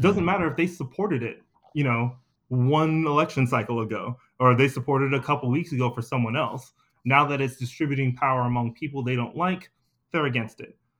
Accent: Anniston, Alabama, United States; my family's from the Deep South, we're from Anniston, Alabama.

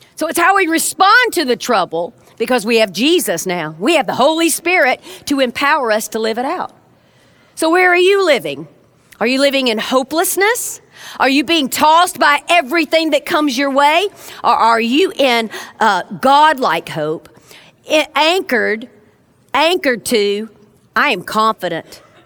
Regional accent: South Georgia, United States; now in Birmingham, United States; I'm originally from South Georgia

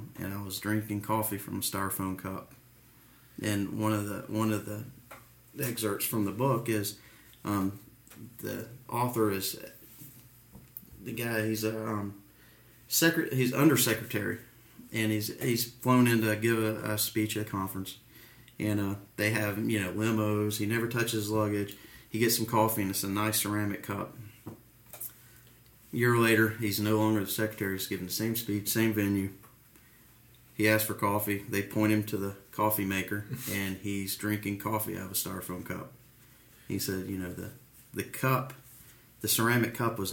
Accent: United States; I grew up in DeKalb County firehouses

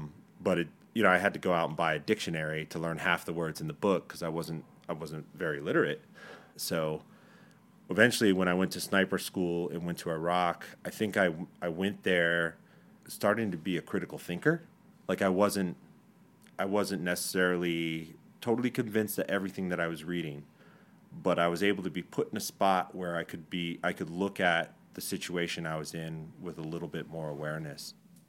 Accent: Texas, United States; born there; I was born on Fort Bliss Army Hospital. All my brothers were born on Army hospitals and different Army hospitals all throughout the world.

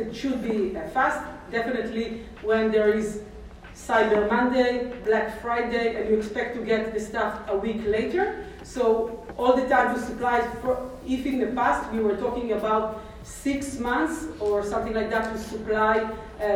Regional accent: Israel; English is a second language; I'm from Israel

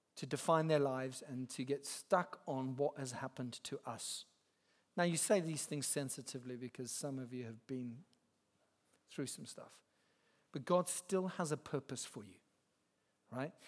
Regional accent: Zimbabwe; moved away as an adult; now in England; I grew up in Zimbabwe

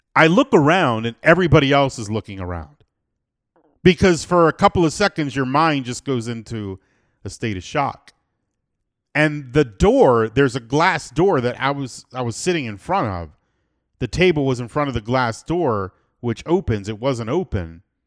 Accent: South Florida, United States; now in Medellin, Colombia; I'm born and raised in South Florida

